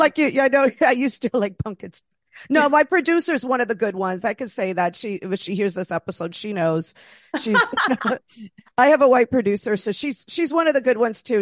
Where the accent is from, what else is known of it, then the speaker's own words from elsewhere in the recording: East Coast, United States; also born or lived in Los Angeles; now in Queens, United States; I'm originally from the East Coast